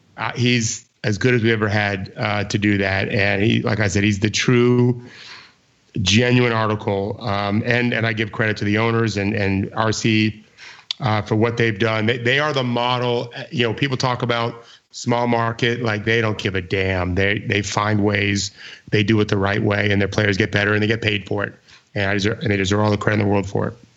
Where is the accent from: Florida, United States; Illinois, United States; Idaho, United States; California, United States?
Florida, United States; I grew up in Florida